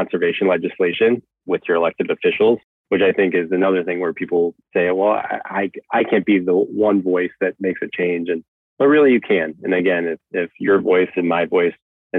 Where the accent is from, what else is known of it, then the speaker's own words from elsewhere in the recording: Chicago, Illinois, United States; growing up in Chicago